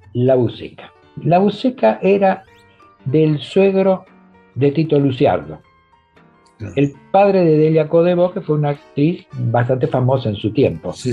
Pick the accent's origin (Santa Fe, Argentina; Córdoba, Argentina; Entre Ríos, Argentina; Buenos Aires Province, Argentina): Buenos Aires Province, Argentina; Avellaneda; para nosotros no somos porteños, somos de Avellaneda